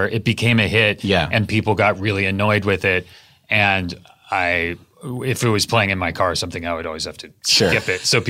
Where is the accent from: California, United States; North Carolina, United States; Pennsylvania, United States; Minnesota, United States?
California, United States; Santa Cruz; the people I grew up with in Santa Cruz.